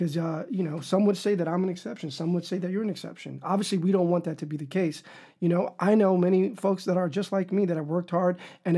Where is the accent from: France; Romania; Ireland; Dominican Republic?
Dominican Republic; now in United States; because we come from the Dominican Republic where we don't have affirmative action